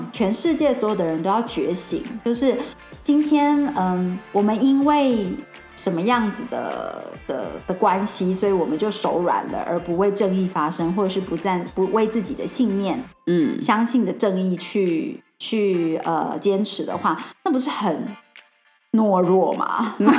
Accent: Taiwan; 我觉得我们台湾人真的很可爱，我觉得我们也非常有能力，也很有创创意。

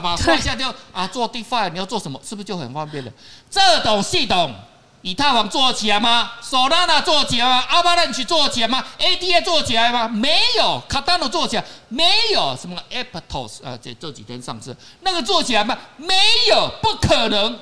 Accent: Taiwan; 我们台湾人

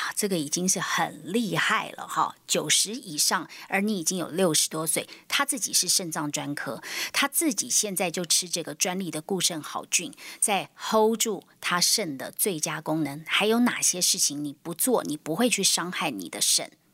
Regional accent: Taiwan; 我们台湾人已经是全世界洗肾人口最多的

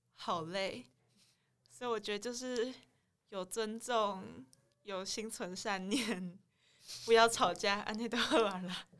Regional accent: Taiwan; 我如果是我一个台湾人去工作

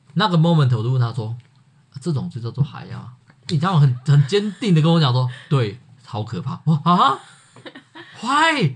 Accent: Yunlin County, Taiwan; 我是云林人

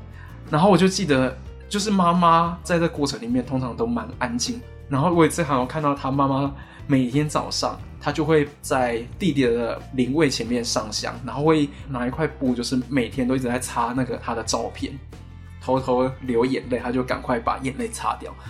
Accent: Taiwan; 作为一个台湾记者，作为台湾人

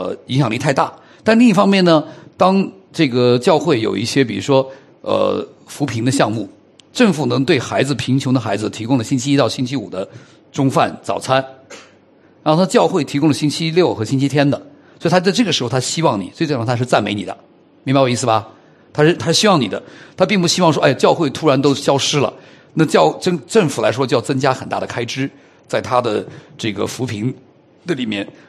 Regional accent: China; 我发现我们中国人呢，在这个认定上呢是蛮虚假的

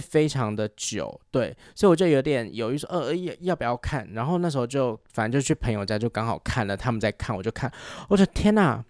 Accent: Taiwan; accent: Taiwanese Mandarin; 有时候听别人在学所谓的就是台湾普通话的腔调，嗯、我就会觉得。哎，我们平常讲话有这样吗？

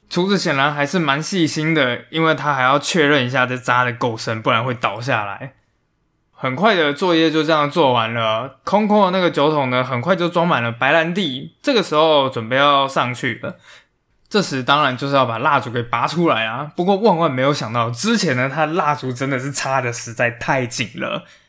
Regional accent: Taiwan; 我们台湾人其实也应该要比世界上其他人都还要更有国际观

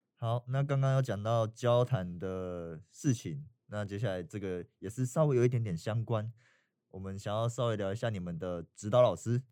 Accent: Taiwan; 我们台湾人

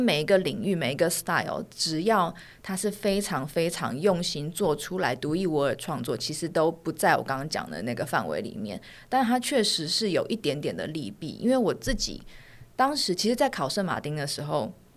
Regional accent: Taiwan; moved away as an adult; also born or lived in London; 我在嗯哼。台湾完成我所有的义务教育跟大学，我才去到那边

